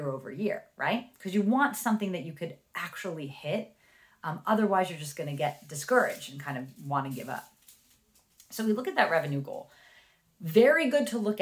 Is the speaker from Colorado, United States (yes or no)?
no; New Jersey, United States; accent: Jersey; my Jersey accent